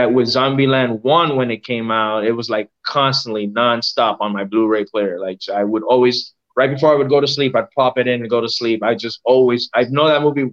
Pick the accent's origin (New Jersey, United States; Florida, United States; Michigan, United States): Florida, United States; Miami; I was born and raised in Miami